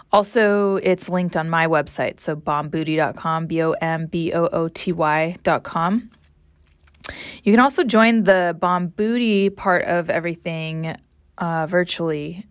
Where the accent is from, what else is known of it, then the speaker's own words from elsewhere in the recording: Morro Bay, California, United States; I was raised in Morro Bay, so I grew up just south of it